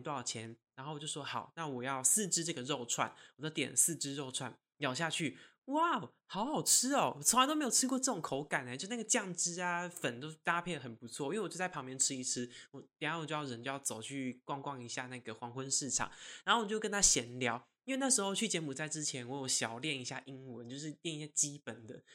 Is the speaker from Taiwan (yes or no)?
yes; Taiwan; 他就是知道我是台湾人